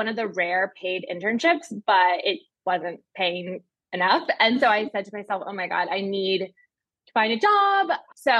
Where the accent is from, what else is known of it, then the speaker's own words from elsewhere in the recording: Chicago, Illinois, United States; moved away as an adult; also born or lived in East Coast; now in New York, United States; I grew up in Chicago, went to college on the East Coast, and then I moved back home for the summer